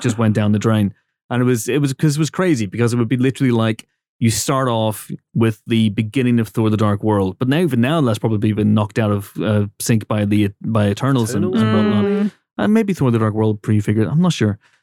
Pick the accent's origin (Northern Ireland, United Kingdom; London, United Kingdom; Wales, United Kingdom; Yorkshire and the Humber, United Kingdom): Northern Ireland, United Kingdom; I come from Northern Ireland